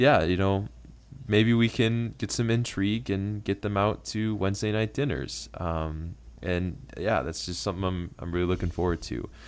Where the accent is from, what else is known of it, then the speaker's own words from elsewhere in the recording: Flint, Michigan, United States; moved away as an adult; now in Maryland, United States; I'm originally from Flint, Michigan